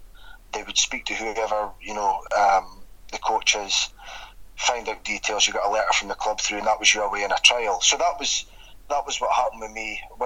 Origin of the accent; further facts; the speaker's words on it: Aberdeen, Scotland, United Kingdom; Aberdeen born and bred, born and raised in Aberdeen.